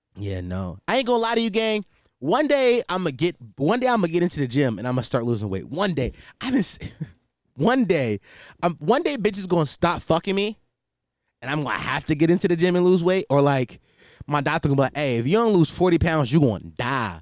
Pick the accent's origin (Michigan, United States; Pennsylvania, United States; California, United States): Pennsylvania, United States; Philadelphia; especially in this city where I'm from, like, I'm from Philadelphia.